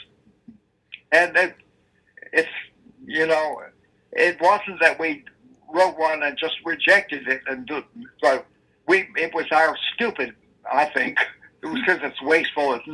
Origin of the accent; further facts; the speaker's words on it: Texas, United States; moved away; we're both from Texas, and we had done a Texas musical called Roadside